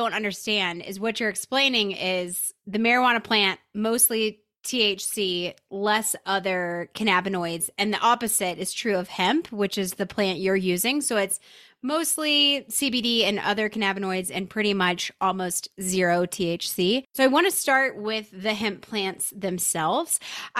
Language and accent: English; Southeast, United States; I grew up in the Southeast in a very conservative environment.